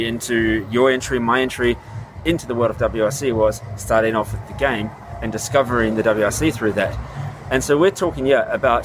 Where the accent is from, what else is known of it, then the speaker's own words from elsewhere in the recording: New Zealand; I grew up in New Zealand